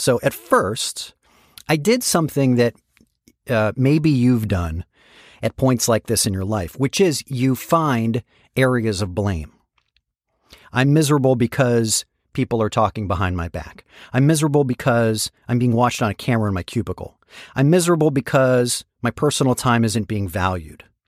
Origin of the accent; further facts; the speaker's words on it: San Francisco, California, United States; moved away; There was an internship program where I grew up in San Francisco called Enterprise for High School Students